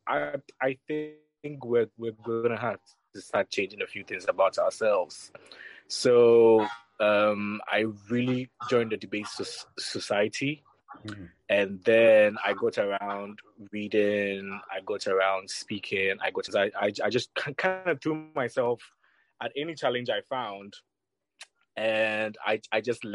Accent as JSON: {"language": "English", "town": "Accra", "region": "Greater Accra", "country": "Ghana", "tie": "born or raised there", "said": "I grew up in Accra, but I grew up in La Paz, a place called La Paz"}